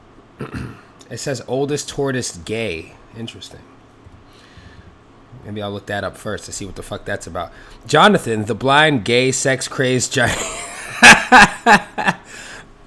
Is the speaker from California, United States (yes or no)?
no; New York City, New York, United States; when I was growing up in the Bronx